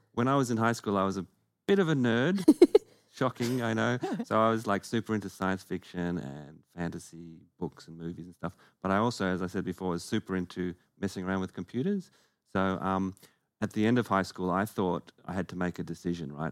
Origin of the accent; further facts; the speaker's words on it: Perth, Western Australia, Australia; we are both from Perth